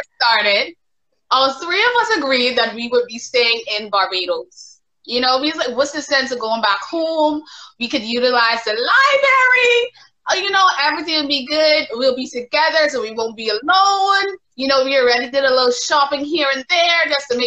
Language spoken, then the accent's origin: English; Bahamas; I am from the Bahamas.